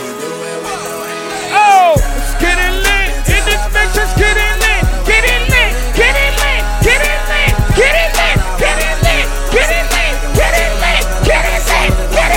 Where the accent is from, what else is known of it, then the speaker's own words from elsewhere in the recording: New York City, New York, United States; I'm from New York City